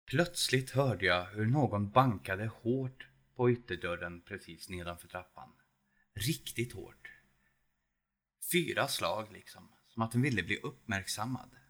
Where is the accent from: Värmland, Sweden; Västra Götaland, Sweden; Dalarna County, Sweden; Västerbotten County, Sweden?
Värmland, Sweden; Edsvalla; also born or lived in Södertälje; now in Edsvalla, Sweden; Värmland, ja. Det är där jag kommer ifrån och där jag bor. Det kunde ni kanske inte ana på min röst, men eh, det kan bero på att några år bodde jag i Södertälje